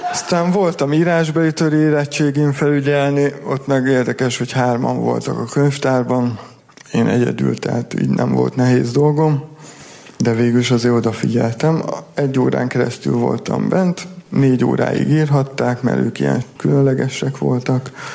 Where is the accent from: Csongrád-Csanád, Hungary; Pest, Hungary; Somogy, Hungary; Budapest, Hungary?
Csongrád-Csanád, Hungary; Szentes; moved away; Én ott születtem